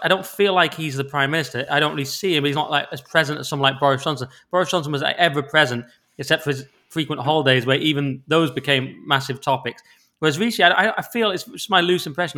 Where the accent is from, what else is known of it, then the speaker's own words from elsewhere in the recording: England, United Kingdom; because we're English